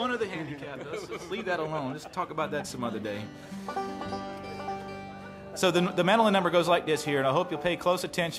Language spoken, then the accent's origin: English; Columbia, South Carolina, United States; I named it after the street I grew up on down in Columbia, South Carolina